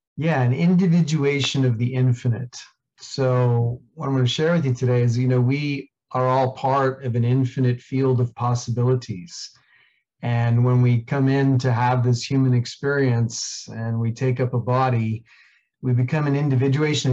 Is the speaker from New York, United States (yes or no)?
yes; New York City, New York, United States; I grew up in Queens, New York